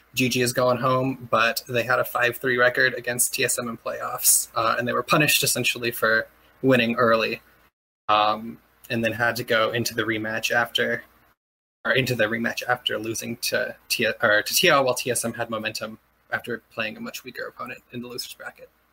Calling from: Adelphi, Maryland, United States; I am calling from Adelphi, Maryland

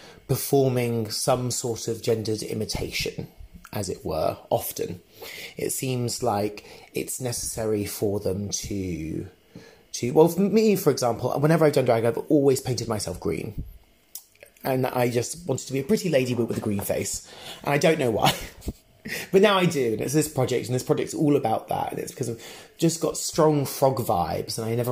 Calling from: Berlin, Germany; I'm calling you from Berlin.

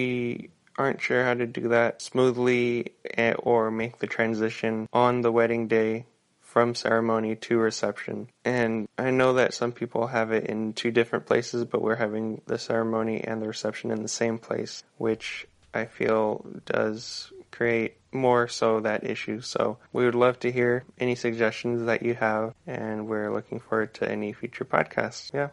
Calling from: California, United States; I'm voicing in from Northern California, Humboldt County.

